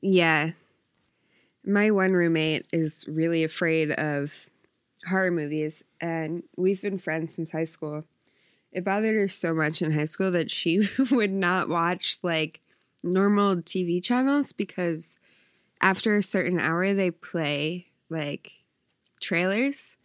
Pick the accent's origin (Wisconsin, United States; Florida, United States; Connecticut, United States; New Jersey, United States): New Jersey, United States; I'm from South Jersey.